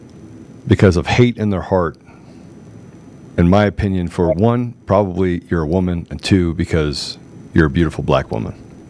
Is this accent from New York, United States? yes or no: no; Washington, District of Columbia, United States; I grew up in the Washington, D.C. and Washington, D.C. area. Depending on which part of my life you were talking about. And I grew up poor.